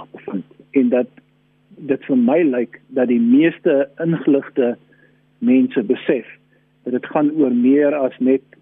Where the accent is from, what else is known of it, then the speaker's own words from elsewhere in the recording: South Africa; Black Lives Matter is ook belangrik vir ons as Suid-Afrikaners. Ons ken ook 'n lang geskiedenis van eksploitasie, onderdrukking, rasisme ensovoorts.